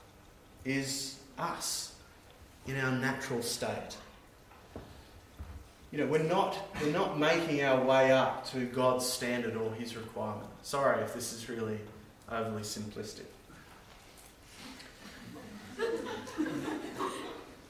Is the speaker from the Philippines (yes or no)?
no; Australia; now in New Zealand; I'm Australian. And living in New Zealand